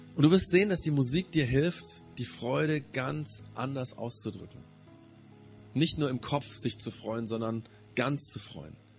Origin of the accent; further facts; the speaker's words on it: Germany; Wir als Deutsche, die Nachbarn von Frankreich